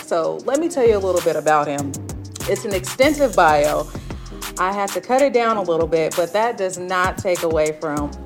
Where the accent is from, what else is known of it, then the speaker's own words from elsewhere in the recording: the Bay Area, California, United States; I'm from the Bay